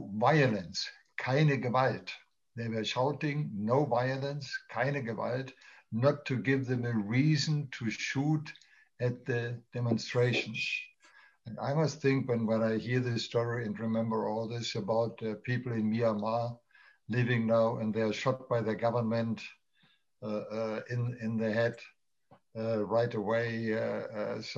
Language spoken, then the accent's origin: English; Berlin, Germany; I was born in West Berlin